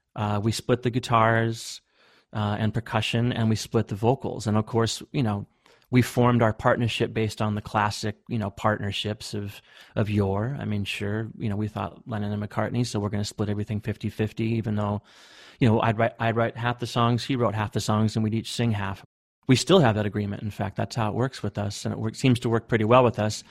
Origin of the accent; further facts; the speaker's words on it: Bellingham, Washington, United States; also born or lived in Seattle; we came from Bellingham and we were just in Bellingham doing our own thing